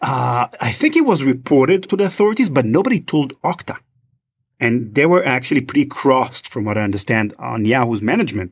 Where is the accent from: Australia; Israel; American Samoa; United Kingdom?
Israel; accent: Israeli; I'm originally from Israel, as may, some of you may be noticing from my accent.